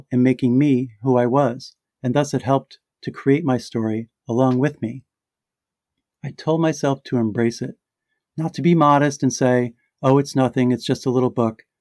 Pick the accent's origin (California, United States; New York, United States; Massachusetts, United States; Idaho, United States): New York, United States; And then there was the New York event at my hometown library, the very library I used to walk to by myself during the quiet years after my sister died, my childhood sanctuary.